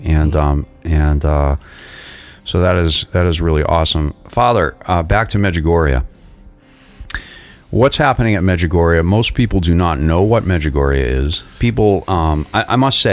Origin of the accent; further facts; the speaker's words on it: Boston, Massachusetts, United States; I'm from Boston at that time, a very, very Catholic community